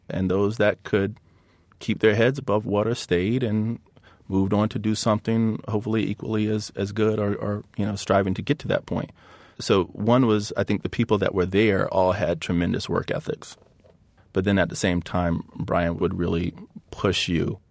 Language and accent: English; Hampton, Virginia, United States; I grew up in a very competitive, athletic environment in, in Virginia. So, um, there were always basketball stars and football stars from my hometown of, uh, Hampton, Virginia.